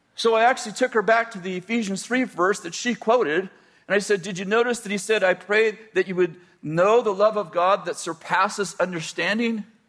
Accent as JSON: {"language": "English", "area": "the Bay Area", "region": "California", "country": "United States", "tie": "born or raised there", "also_born_or_lived": "Weaverville, California", "moved": "as an adult", "said": "I was raised in the Bay Area at 20 years old, 22 years old. Yeah, 22 years old, we moved to Weaverville, so pretty isolated"}